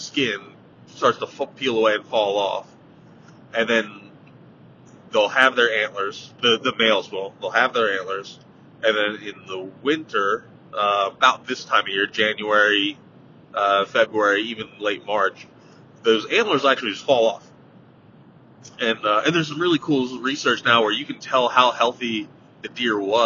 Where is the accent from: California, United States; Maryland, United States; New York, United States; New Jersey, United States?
New Jersey, United States; I grew up in New Jersey, not Louisiana